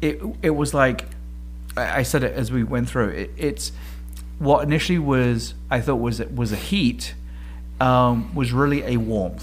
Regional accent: England, United Kingdom; I'm English.

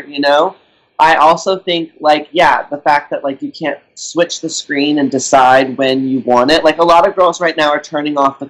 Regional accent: Texas, United States; moved away; also born or lived in California; I grew up in Texas

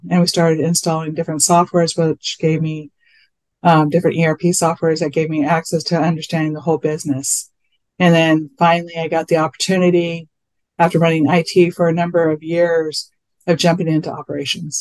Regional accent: Whittier, California, United States; I was born in Whittier, California. I still live here. Fun fact, I live in the house I grew up in.

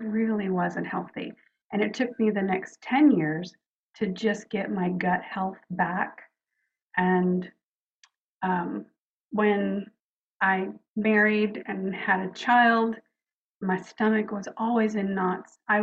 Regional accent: New Orleans, Louisiana, United States; moved away; also born or lived in Houston; I was born in New Orleans and youngest of four girls

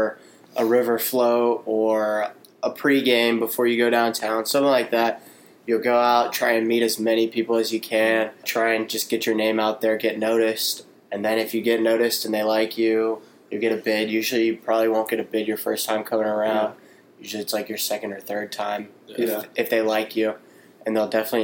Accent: Alabama, United States; We're from Alabama, obviously. We live in Alabama.

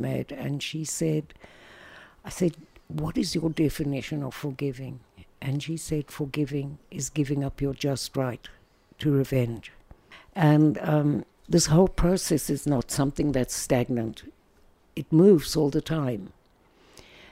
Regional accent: South Africa; moved away as an adult; now in Israel; we went back to South Africa, where I come from, obviously. Can't miss my accent, although the Americans think I'm British.

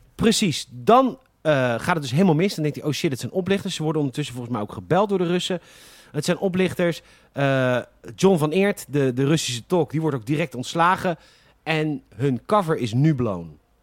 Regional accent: Netherlands; wij Nederlanders

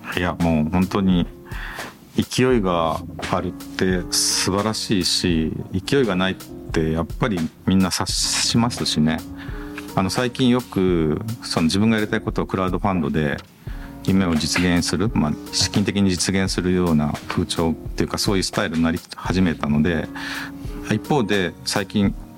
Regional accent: Agui, Aichi, Japan; moved away; 2号店は愛知県の阿久比町という自分のふるさとに今作ってる最中です。

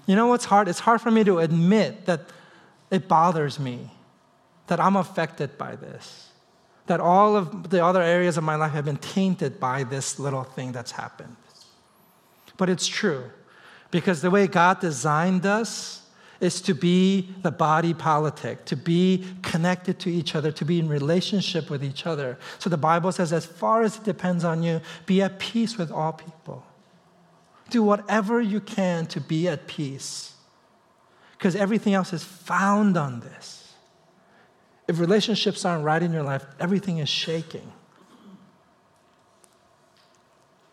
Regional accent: East Coast, United States; moved away as an adult; now in Seattle, United States; I'm from the East Coast

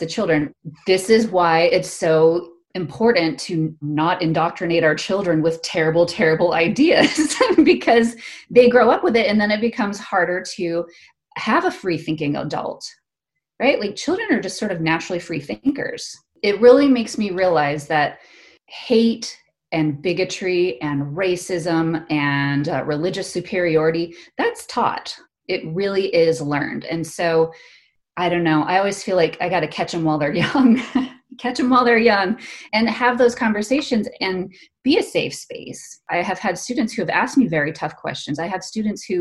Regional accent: Arizona, United States; moved away as an adult; It's like Arizona

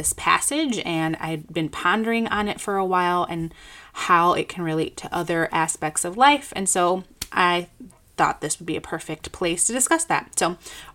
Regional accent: Chicago, Illinois, United States; I graduated from Moody Bible Institute here in my hometown in Chicago

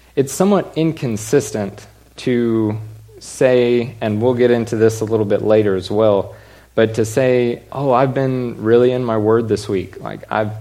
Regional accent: Allen, Texas, United States; also born or lived in Stephenville, Texas; my whole life, I grew up in Allen

